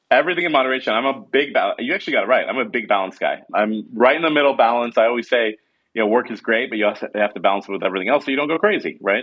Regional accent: Lincoln, Nebraska, United States; also born or lived in New York; now in San Francisco, United States; we grew up in Nebraska

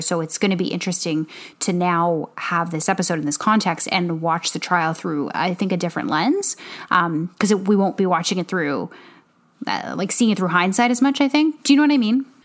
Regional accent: Canada; moved away; we're Canadian. We, you know, we're living, we were living, I mean, I was living in Canada the majority of the time

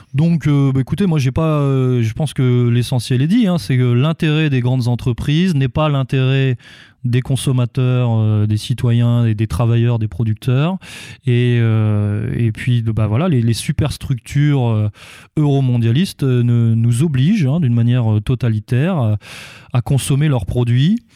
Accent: France; nous, en tant que, en tant que Français

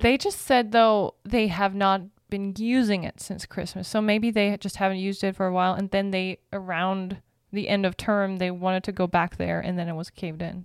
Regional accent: Berlin, Germany; moved away; Berlin, my hometown

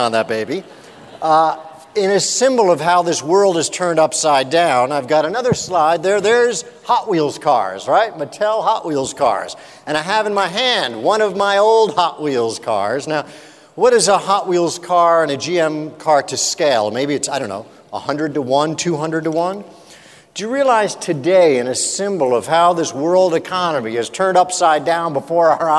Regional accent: New Jersey, United States; now in San Diego, United States; I grew up in New Jersey

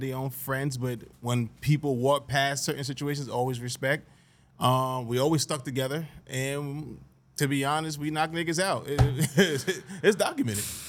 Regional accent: Greenburgh, New York, United States; I love growing up in Greenberg

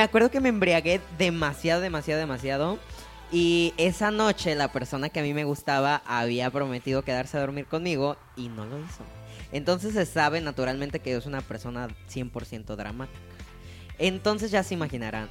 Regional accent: Mexico; como mexicanos

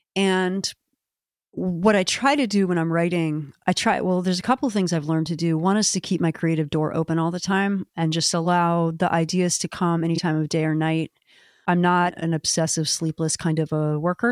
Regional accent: Maryland, United States; now in Portland, Maine, United States; my home state

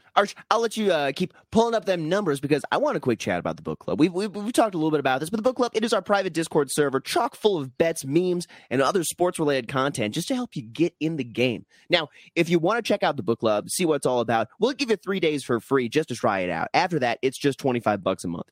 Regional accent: Minnesota, United States; as a Minnesotan

